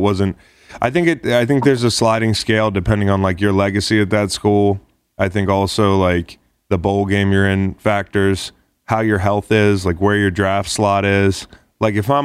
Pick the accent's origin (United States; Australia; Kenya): United States; Charlottesville, Virginia; I grew up in Charlottesville